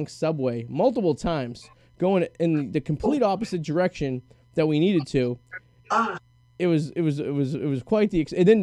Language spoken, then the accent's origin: English; Boston, Massachusetts, United States; accent: Boston; my Boston accent